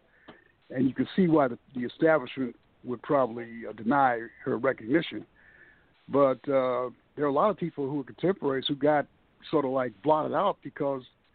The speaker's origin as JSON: {"language": "English", "town": "Buffalo", "region": "New York", "country": "United States", "tie": "born or raised there", "said": "I grew up in Buffalo"}